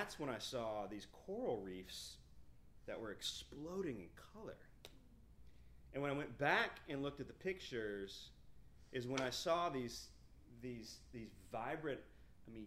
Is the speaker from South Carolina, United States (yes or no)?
yes; Fountain Inn, South Carolina, United States; I was from Fountain Inn, South Carolina